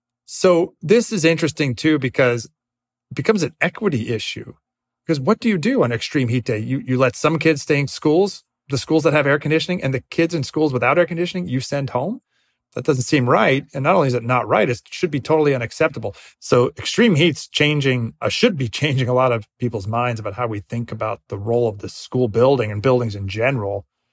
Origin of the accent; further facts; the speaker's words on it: Northeast, United States; I grew up in the Northeast. We never had school closures due to heat, even in June.